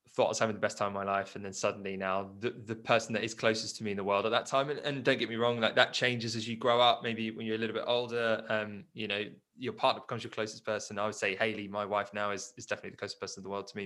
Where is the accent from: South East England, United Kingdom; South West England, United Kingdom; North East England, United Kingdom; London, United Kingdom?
South East England, United Kingdom; Surrey; also born or lived in South Africa; I grew up in basically Surrey. I just haven't been able to leave it, um, just hit the corners of, of, Surrey. But I was born in South Africa